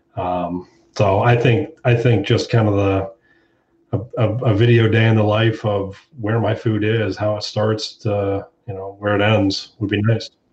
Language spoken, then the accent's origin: English; Hilliard, Ohio, United States; I'm from Hilliard, Ohio, right outside of Columbus